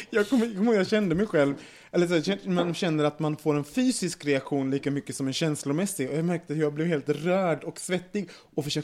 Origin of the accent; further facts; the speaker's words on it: Västerås, Västmanland, Sweden; Jag kommer att fira hemma i Västerås